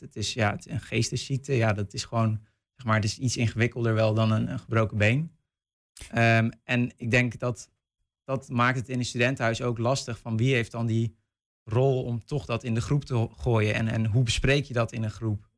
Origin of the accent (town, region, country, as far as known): North Brabant, Netherlands; moved away